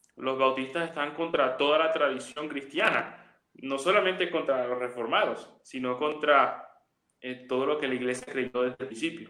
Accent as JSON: {"language": "Spanish", "country": "Venezuela", "moved": "as an adult", "lives_now": "Medellín, Colombia", "said": "yo soy venezolano. Sí, venezolano, pero yo vivo en Colombia desde hace varios años"}